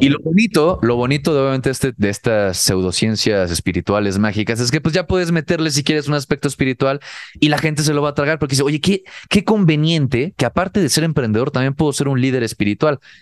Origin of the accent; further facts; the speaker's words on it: Cancún, Quintana Roo, Mexico; el círculo social donde yo crecí, por lo menos en Cancún, que ahí viví la preparatoria.